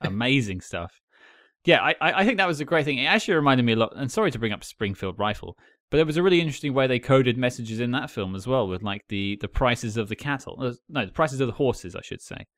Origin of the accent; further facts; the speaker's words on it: United Kingdom; as an outsider, as Cam pointed out, I'm British.